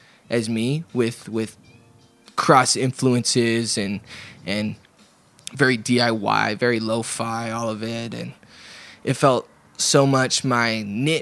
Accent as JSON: {"language": "English", "town": "Portland", "country": "United States", "tie": "born or raised there", "said": "growing up in Portland, going to shows for my young adult life, basically since I was 15 or so"}